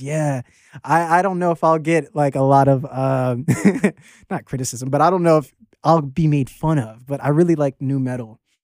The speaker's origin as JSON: {"language": "English", "town": "Arlington", "region": "Virginia", "country": "United States", "tie": "born or raised there", "also_born_or_lived": "Norfolk, Virginia / Laurel, Maryland", "moved": "as an adult", "said": "I'm from all over Virginia. I went to high school in, in Arlington, Virginia, and, um, I was born in Norfolk"}